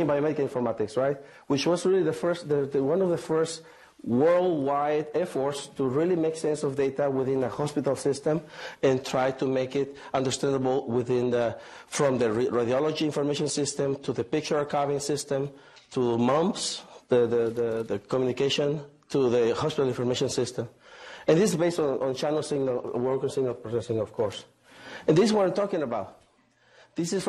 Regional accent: Mazatlán, Sinaloa, Mexico; now in Hanover, United States; I am from Mexico, from Mazatlán.

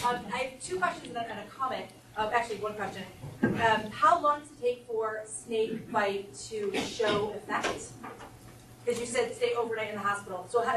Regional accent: Connecticut, United States; moved away; I'm from Connecticut, where we had Rattlesnake Mountain

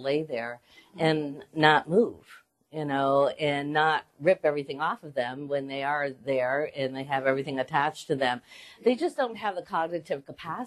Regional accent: Western Massachusetts, United States; moved away as an adult; also born or lived in Boston, Massachusetts; now in Philadelphia, United States; I grew up in Western Mass.

